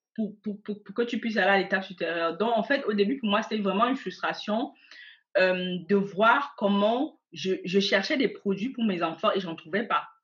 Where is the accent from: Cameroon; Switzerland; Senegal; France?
Cameroon; moved away as an adult; now in Germany; je suis née au Cameroun. J'ai grandi au Cameroun.